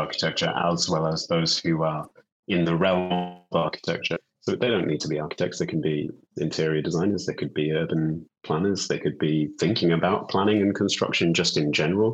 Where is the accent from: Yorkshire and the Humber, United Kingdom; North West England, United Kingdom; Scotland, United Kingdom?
Yorkshire and the Humber, United Kingdom; Bradford; moved away as an adult; also born or lived in London; I'm from Bradford in West Yorkshire. I was born and brought up there.